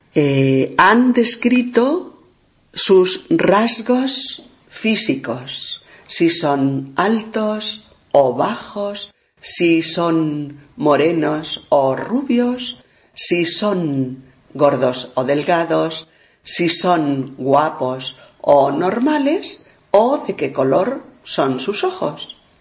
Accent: Spain; soy una mujer española

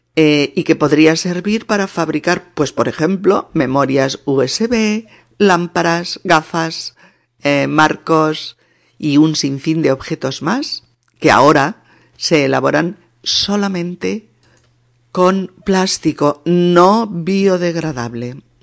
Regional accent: Spain; en mi país, en España

